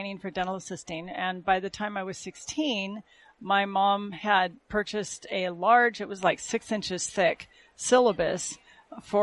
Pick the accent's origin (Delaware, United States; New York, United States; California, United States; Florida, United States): California, United States; Southern; also born or lived in Canada; I was born in Canada, up there where there's a lot of Native American Indians. And my parents came down to Southern California where it's warmer